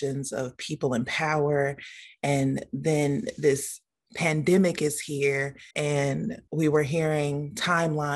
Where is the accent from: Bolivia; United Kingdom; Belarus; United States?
United States; Gary, Indiana; also born or lived in Monticello, Arkansas; now in Indianapolis, United States; I am originally from Gary, Indiana. I've been in Indianapolis now since 2003.